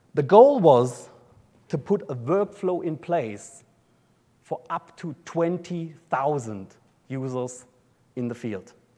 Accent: an area just south of Munich, Bavaria, Germany; accent: German; Australian; moved away as an adult; now in Brisbane, Australia; I grew up in uh, an area just south of, south of Munich in Germany

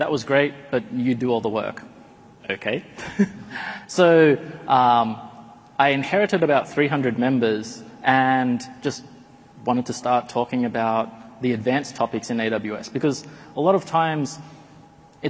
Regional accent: Australia; moved away as an adult; now in Silicon Valley, United States; I'm an Australian living in Silicon Valley for the past 10 years

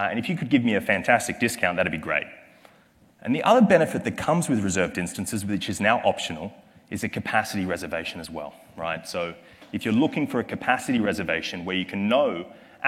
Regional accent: Australia; accent: Australian; my accent is from Australia

